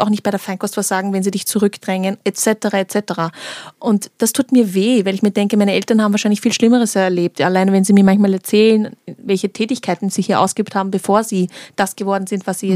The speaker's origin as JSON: {"language": "German", "country": "Austria", "tie": "born or raised there", "said": "ich bin in Österreich geboren"}